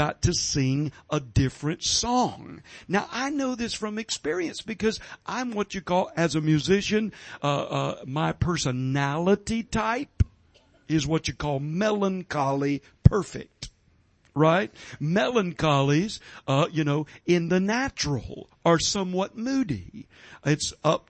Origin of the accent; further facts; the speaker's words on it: Georgia, United States; I'm from Georgia. We've got sweet tea in Georgia.